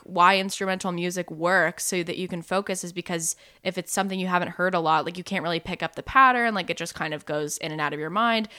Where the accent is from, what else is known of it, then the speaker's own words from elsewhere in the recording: North Carolina, United States; my home state of North Carolina